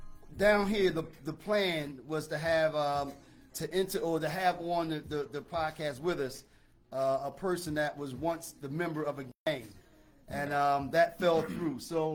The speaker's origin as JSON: {"language": "English", "town": "Philadelphia", "region": "Pennsylvania", "country": "United States", "tie": "born or raised there", "said": "growing up in North Philly"}